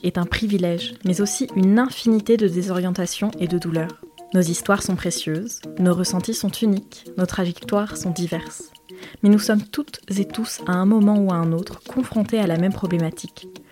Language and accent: French; Limoges, Nouvelle-Aquitaine, France; 16 ans, lycéenne, Limoges, ma mère est blonde, française